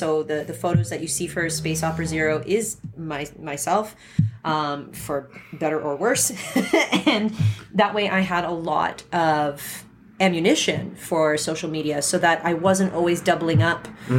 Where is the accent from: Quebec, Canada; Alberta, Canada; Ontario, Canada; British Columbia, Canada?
Alberta, Canada; Edmonton; I don't know where the hotspots are here. I'm from Edmonton.